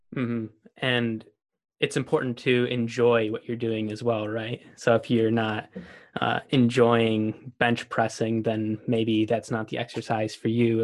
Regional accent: Buffalo, New York, United States; I'm from Buffalo, New York

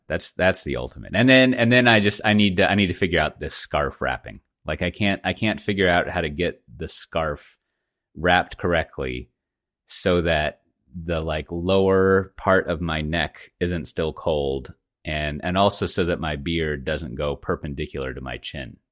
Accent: Texas, United States; now in Amsterdam, Netherlands; I'm from Texas

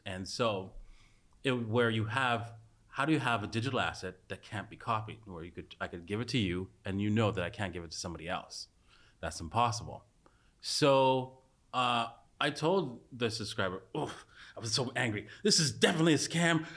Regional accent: Canada; I was a s, complete socialist as a Canadian

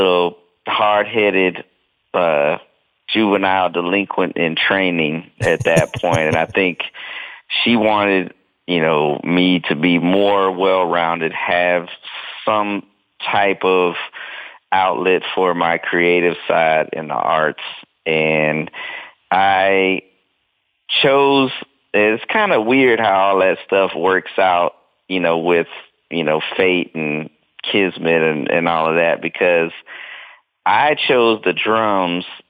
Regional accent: Durham, North Carolina, United States; also born or lived in Danville, Virginia; now in Atlanta, United States; when I was two, we moved to Durham, North Carolina. And that's kind of where I, you know, grew up, as they say

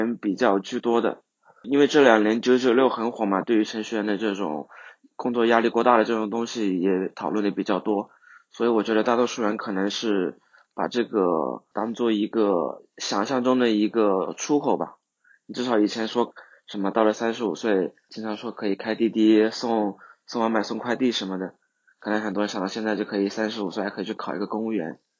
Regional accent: Hunan, China; 我来自湖南，

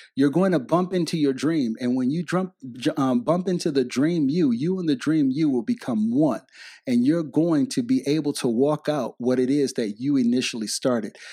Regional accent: Detroit, Michigan, United States; I grew up in Detroit, Michigan

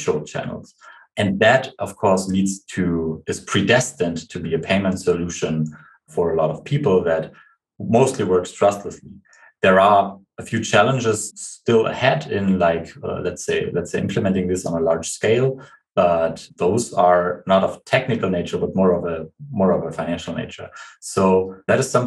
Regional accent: Germany; we are from Germany

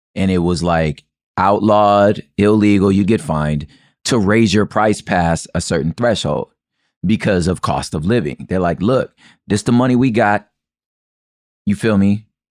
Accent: United States; as American as I am

